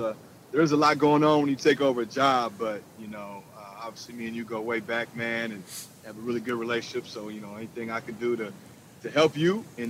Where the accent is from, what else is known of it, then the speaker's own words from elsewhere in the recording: Minneapolis, Minnesota, United States; I did. I grew up in South Minneapolis.